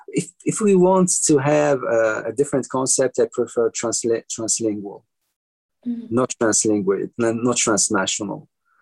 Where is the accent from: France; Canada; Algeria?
Algeria; Algiers, Algiers Province; first language Kabyle Berber; English is a second language; moved away as an adult; also born or lived in Rome, Italy; I was born in Algeria into a Berber Kabyle family, and I was born in Algiers, so I lived as minority.